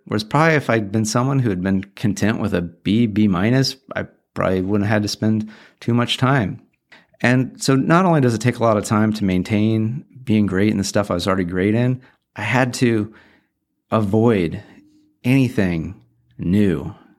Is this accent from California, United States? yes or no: yes; Orange County, Southern California, United States; I grew up in Southern California, Orange County, probably twenty minutes from the beach